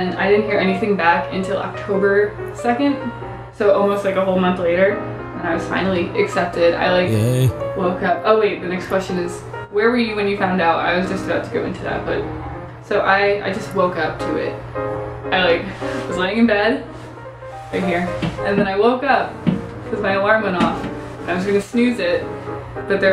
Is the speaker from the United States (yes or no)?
yes; New York, United States; moved away as an adult; also born or lived in South Carolina; I go to school in South Carolina and I'm from New York